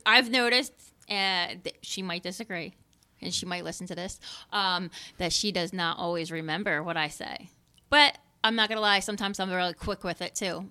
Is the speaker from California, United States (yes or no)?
no; Philadelphia, Pennsylvania, United States; I grew up living in Kensington